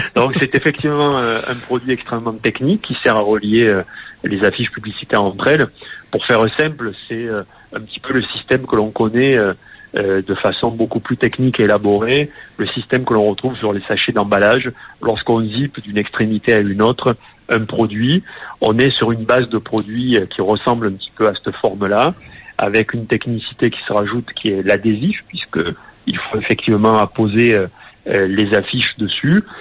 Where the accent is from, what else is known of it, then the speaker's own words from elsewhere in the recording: Nîmes, Occitania, France; je suis né à Nîmes, j'ai 48 ans